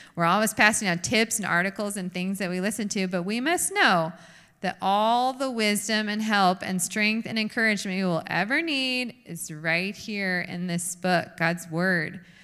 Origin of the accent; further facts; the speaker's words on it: United States; we are American women